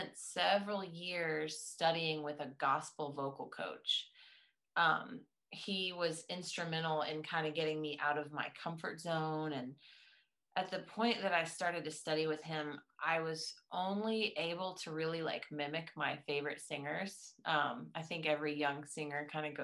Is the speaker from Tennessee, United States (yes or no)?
yes; East Tennessee, United States; I am from East Tennessee, so the Southern rootsy thing is something that I couldn't hide if I wanted to.